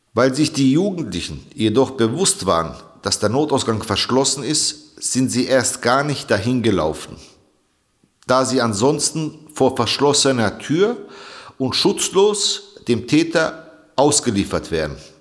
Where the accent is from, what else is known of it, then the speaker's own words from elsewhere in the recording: Bavaria, Germany; now in Hesse, Germany; Als jemand, der im Freistaat Bayern geboren und groß geworden ist